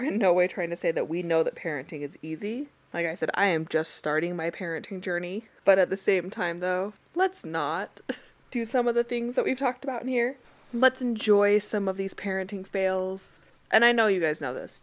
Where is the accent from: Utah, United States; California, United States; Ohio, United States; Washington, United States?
Utah, United States; growing up in Utah